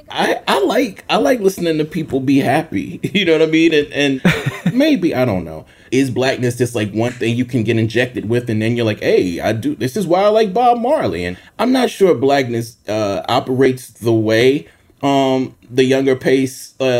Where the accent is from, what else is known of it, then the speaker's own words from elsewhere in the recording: Mississippi, United States; growing up in Mississippi